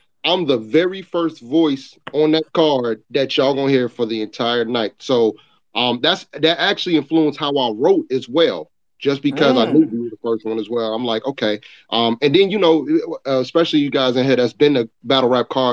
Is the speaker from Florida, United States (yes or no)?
no; Chicago, Illinois, United States; also born or lived in New York; Originally, I was born in New York, but I raised in, you know saying, raised in Chicago